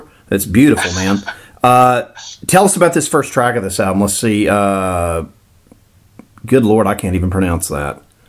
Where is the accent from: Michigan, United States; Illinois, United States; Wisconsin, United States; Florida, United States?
Florida, United States; accent: Florida; Yeah, you got to love my Florida accent butchering stuff.